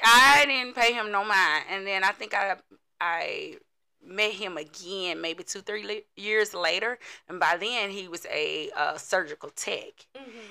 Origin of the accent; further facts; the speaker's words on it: Chattanooga, Tennessee, United States; I am from here, Chattanooga, Tennessee.